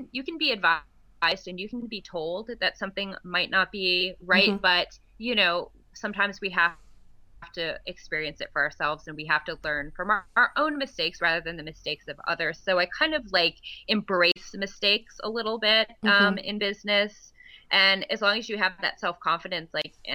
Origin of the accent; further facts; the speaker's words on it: East Coast, United States; I'm from the East Coast